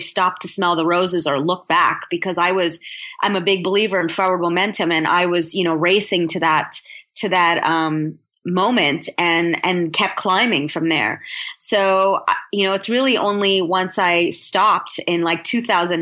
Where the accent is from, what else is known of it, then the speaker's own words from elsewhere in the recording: United States; I'm American born